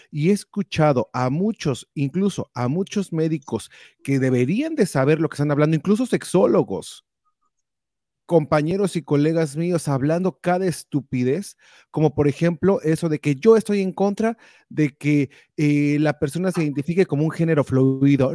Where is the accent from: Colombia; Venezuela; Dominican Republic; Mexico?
Mexico; now in United States; Nosotros todos crecimos en México